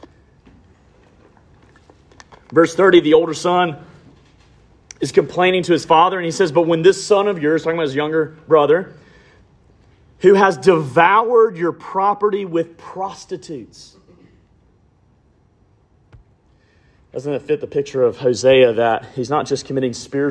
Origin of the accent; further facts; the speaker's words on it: Alabama, United States; I'm from Alabama